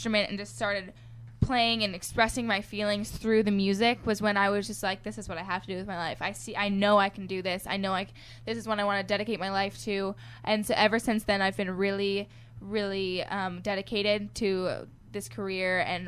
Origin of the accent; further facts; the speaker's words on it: Seattle, Washington, United States; now in Arizona, United States; I'm from Seattle, Washington, my hometown, reppin' Seattle